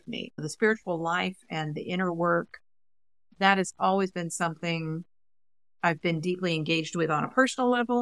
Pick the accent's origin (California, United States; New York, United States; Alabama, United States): Alabama, United States; Huntsville; I grew up in Huntsville, Alabama